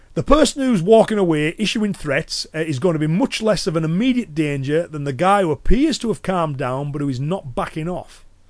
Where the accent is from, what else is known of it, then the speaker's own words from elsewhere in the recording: Cumbria, North West England, United Kingdom; accent: Cumbrian; I'm from the northwest. So it's a Cumbrian accent